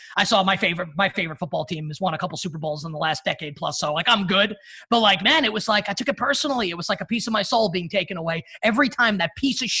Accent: New York City, New York, United States; I turned 37 in June, and growing up in Queens, New York, as a big fan of the New York Knicks

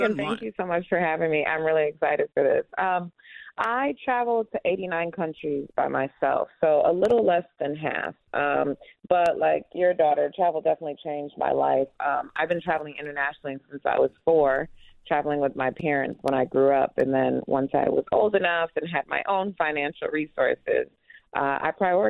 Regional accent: Uganda; also born or lived in United States; I'm also Ugandan, so growing up going back and forth between the U.S. and Uganda.

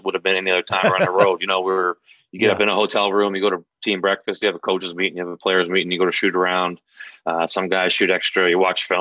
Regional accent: Prince Edward Island, Canada; now in Boston, United States; I'm from Prince Edward Island, Canada

